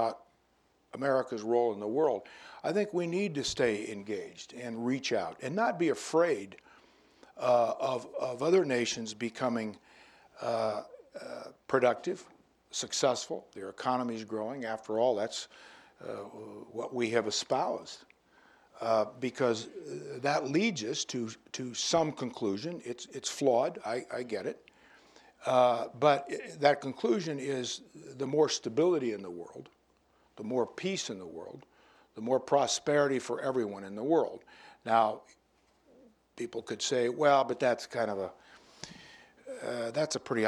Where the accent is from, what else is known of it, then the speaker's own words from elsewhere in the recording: United States; as an American who has great pride in his country